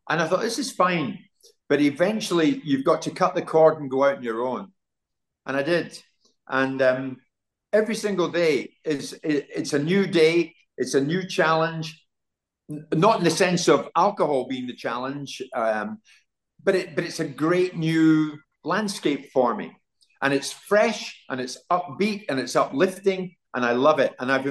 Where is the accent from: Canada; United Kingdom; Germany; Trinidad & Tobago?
United Kingdom; Glasgow, Scotland; now in London, United Kingdom; I'm from Glasgow.